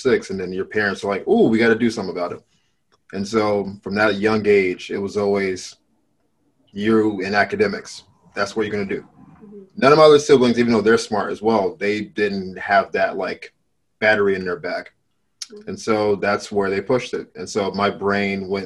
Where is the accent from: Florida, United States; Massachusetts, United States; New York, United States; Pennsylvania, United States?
Florida, United States; moved away as an adult; also born or lived in Miami; now in Los Angeles, United States; I'm from Florida originally